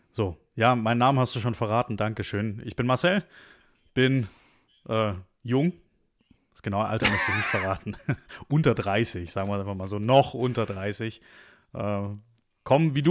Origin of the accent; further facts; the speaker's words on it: Stuttgart, Baden-Württemberg, Germany; accent: Swabian; Wir sind nämlich beide geboren und aufgewachsen in Stuttgart